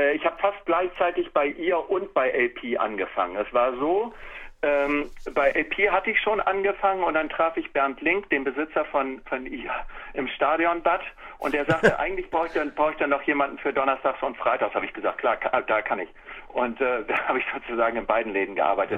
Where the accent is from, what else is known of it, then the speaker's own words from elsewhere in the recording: Germany; ich bin ja ein Kind des Viertels. Ne? Ich bin ja in der Zellerstraße aufgewachsen